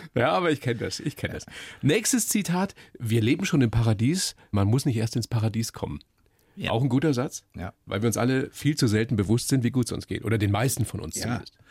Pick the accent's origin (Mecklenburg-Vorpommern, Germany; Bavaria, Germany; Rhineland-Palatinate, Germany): Bavaria, Germany; wir Bayern